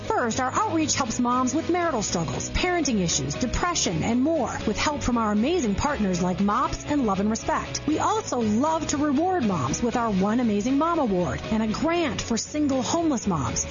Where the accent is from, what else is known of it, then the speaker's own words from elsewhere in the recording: Minnesota, United States; moved away; also born or lived in Chicago, Illinois; I was born in Chicago, grew up in Minnesota